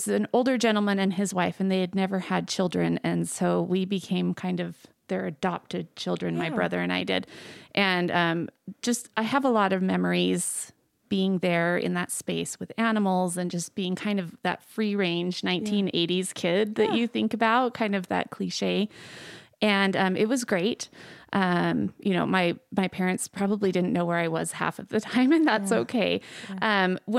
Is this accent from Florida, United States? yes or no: no; Layton, Utah, United States; I grew up in Utah, in northern Utah, in Layton.